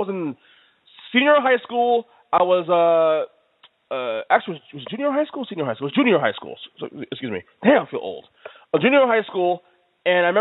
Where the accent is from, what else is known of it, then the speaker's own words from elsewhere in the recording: New York, United States; I'm a New Yorker